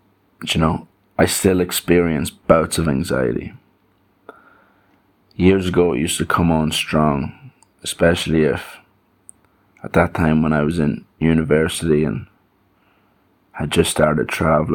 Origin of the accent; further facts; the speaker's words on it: Ireland; as an Irishman with that home, that small town mentality